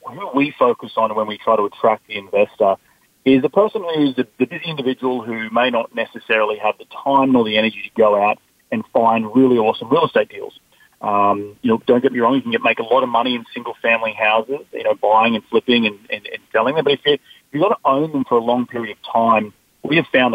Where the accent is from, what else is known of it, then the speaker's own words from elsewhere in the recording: Australia; moved away as an adult; now in United States; I'm not originally from America. I'm from down under, and I moved to the United States about 7 years ago